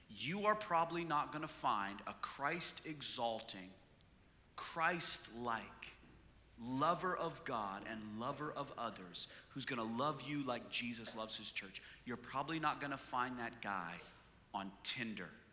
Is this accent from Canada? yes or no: yes; Canada; moved away; I'm from Canada